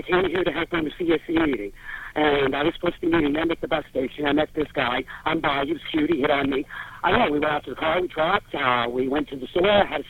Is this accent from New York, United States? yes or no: yes; New York, United States; I'm from New York, and I've never had this happen.